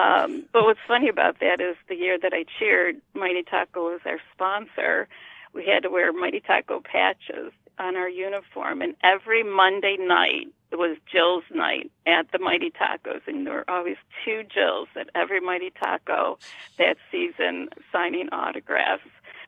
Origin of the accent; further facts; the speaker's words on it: Cheektowaga, New York, United States; moved away; So, you know, I grew up in the Depew, Cheektowaga area.